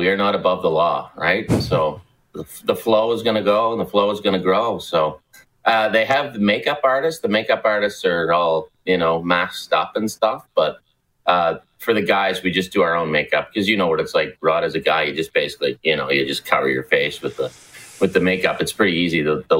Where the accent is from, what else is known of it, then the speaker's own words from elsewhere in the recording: Nova Scotia, Canada; Grew up a massive Habs fan.